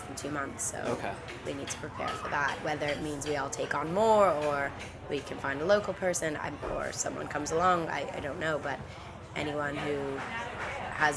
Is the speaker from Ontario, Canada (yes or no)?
yes; Toronto, Ontario, Canada; moved away as an adult; now in Koh Rong, Cambodia; in Toronto, my hometown